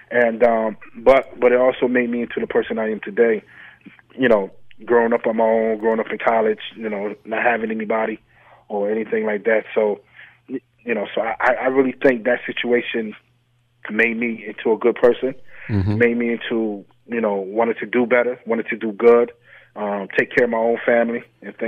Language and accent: English; Syracuse, New York, United States; growing up in Syracuse, you always become automatically an SU fan